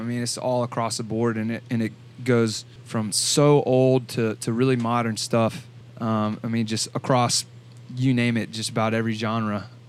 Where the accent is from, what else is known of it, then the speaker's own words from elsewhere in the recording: Greenville, South Carolina, United States; born and raised in Greenville, South Carolina.